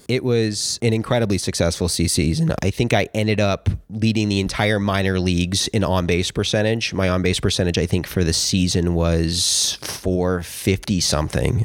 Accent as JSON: {"language": "English", "town": "Los Angeles", "region": "California", "country": "United States", "tie": "born or raised there", "said": "I grew up in West L A, just on the other side of the hill."}